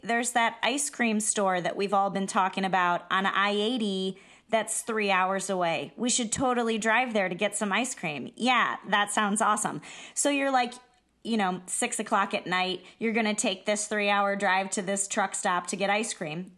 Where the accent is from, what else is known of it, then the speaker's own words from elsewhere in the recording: Iowa, United States; I'm from Iowa